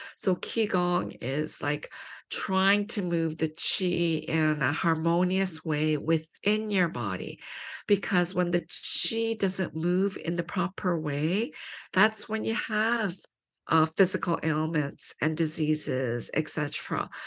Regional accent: London, Ontario, Canada; I grew up in London, Ontario, which is a small city, two hours from Toronto.

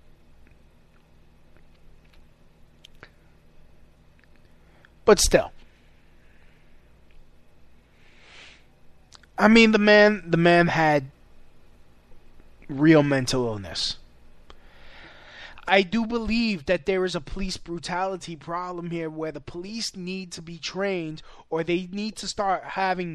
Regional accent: New York City, New York, United States; growing up in New York City

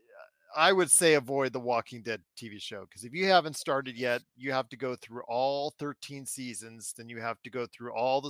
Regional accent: United States

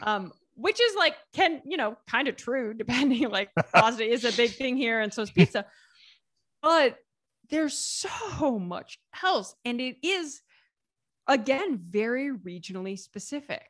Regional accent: Southeast Ohio, United States; moved away as an adult; also born or lived in southern Italy; now in Italy; There's the name of a fruit that is really big where I'm from in Southeast Ohio.

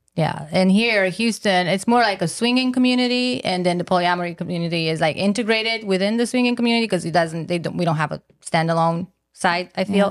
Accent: Romania; moved away; I'm originally from Romania, so my mom lives in Romania

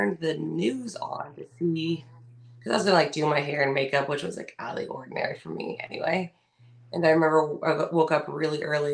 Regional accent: California, United States; we're from California

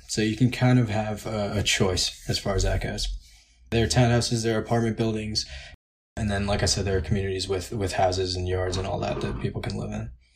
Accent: New York, United States; now in Hershey, United States; I'm from New York, I'm from a big city

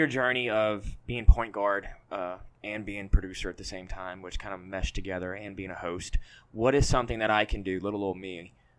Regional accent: Baton Rouge, Louisiana, United States; I grew up on Lobdell before Town Center was there.

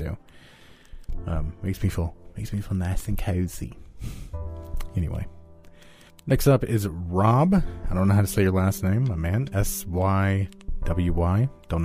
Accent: United States; I am American, and I'm white.

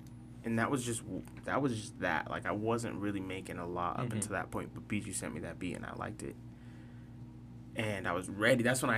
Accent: Salt Lake City, Utah, United States; also born or lived in Guam; I'm from Salt Lake.

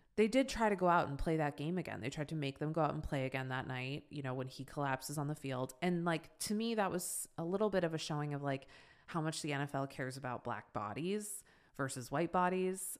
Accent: Boston, Massachusetts, United States; now in Los Angeles, United States; I'm from Boston

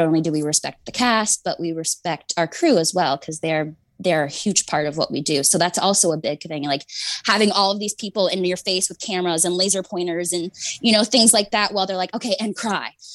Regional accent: Canada; I'm Canadian, so I grew up

